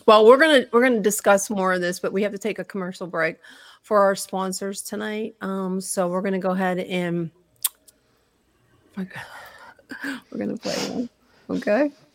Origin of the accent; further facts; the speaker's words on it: Pittsburgh, Pennsylvania, United States; we are from Pittsburgh